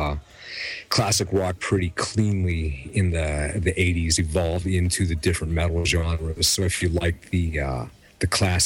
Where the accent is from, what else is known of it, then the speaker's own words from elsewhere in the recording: Pittsburgh, Pennsylvania, United States; I grew up in Pittsburgh